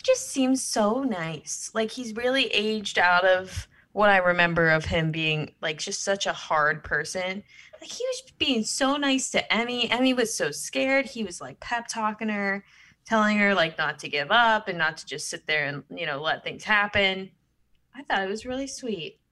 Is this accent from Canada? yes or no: no; Midwest, United States; I'm a Midwest gal